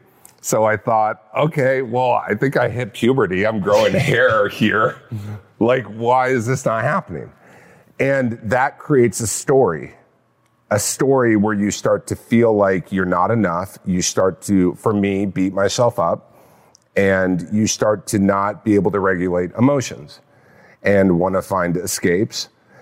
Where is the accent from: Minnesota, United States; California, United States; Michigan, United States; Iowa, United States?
California, United States; Orange County.